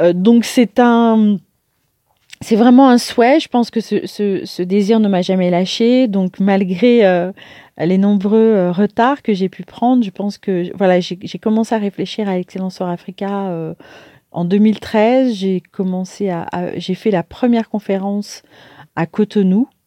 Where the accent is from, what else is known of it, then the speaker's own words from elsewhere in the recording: Paris, Île-de-France, France; also born or lived in Martinique; je suis née à Paris et j'ai eu la chance de, de, grandir dans une famille